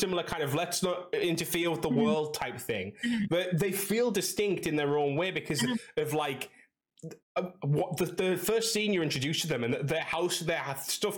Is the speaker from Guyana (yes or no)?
no; England, United Kingdom; I'm from England